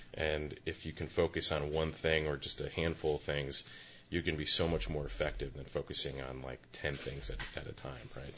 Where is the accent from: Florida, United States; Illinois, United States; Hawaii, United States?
Illinois, United States; Chicago; moved away as an adult; now in Santa Cruz, United States; I'm I'm a transplant from Chicago